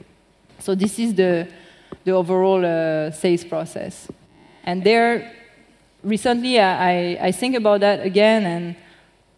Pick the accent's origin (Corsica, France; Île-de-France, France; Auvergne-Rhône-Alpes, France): Auvergne-Rhône-Alpes, France; Lyon; moved away; I'm from Lyon, basically.